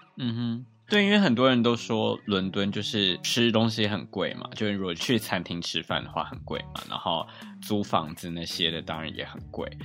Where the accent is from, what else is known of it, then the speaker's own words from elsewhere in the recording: Taiwan; moved away as an adult; now in London, United Kingdom; 我来自台湾